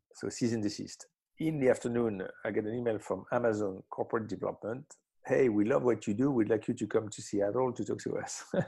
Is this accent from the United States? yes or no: no; Marseille, Provence-Alpes-Côte d'Azur, France; I grew up in Marseille, in the south of France